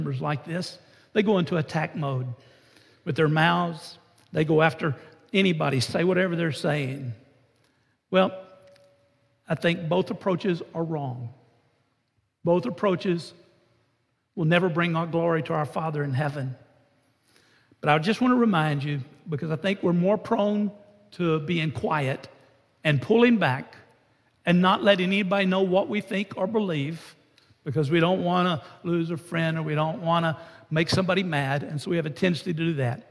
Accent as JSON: {"language": "English", "country": "United States", "said": "I'm just an American pastor"}